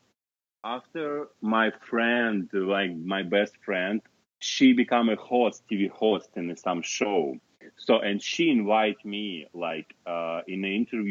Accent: Kazakhstan; English is a second language; moved away as an adult; also born or lived in Moscow, Russia; it was in my hometown, in Kazakhstan, in my hometown, so before Moscow.

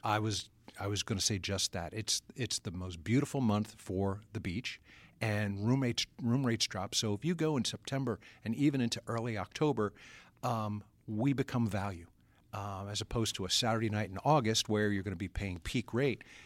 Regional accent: Atlantic City, New Jersey, United States; growing up as a kid in the Atlantic City area

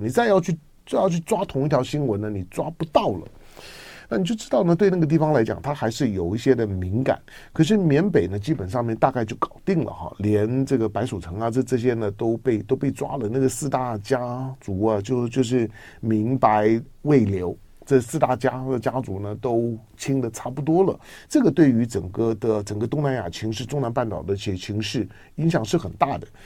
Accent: Taiwan; 我从台湾来

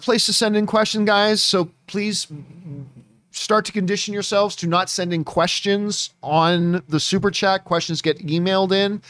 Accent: Canada; Like being Canadian, I love the French accent.

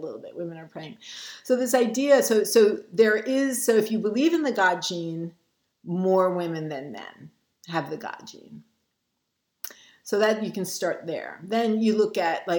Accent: New York City, New York, United States; I grew up in Brooklyn

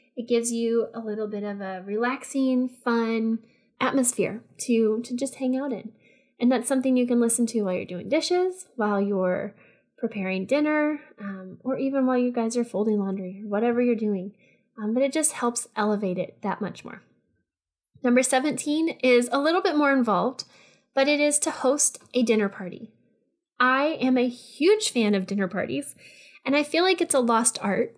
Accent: Texas, United States; I'm just from Texas

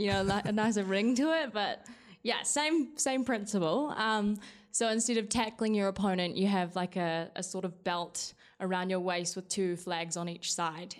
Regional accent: New Zealand; moved away as an adult; now in Colorado, United States; I'm not from America. I'm from New Zealand. Um, I'm from a, a very small town at the top of the South Island

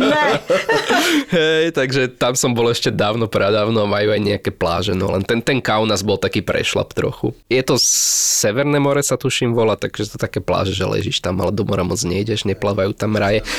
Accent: Slovakia; keď som doma na Slovensku

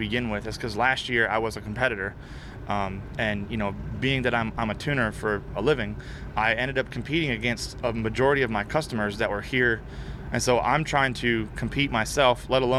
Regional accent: Florida, United States; I'm from Florida

